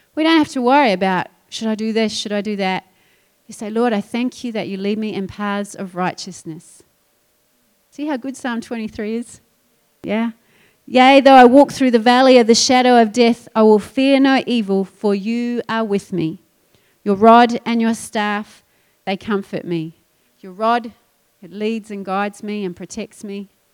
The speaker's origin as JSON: {"language": "English", "country": "New Zealand", "moved": "yes", "said": "I'm a I'm a sheep farmer's daughter, so I get this. And I come from New Zealand where everything's green"}